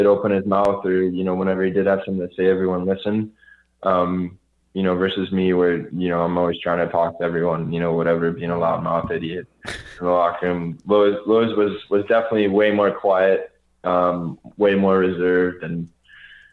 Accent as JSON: {"language": "English", "town": "Chicago", "region": "Illinois", "country": "United States", "tie": "born or raised there"}